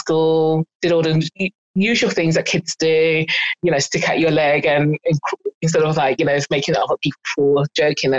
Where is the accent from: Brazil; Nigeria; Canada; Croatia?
Nigeria; Igbo, Igboland; also born or lived in North London; now in London, United Kingdom; I'm Nigerian and Igbo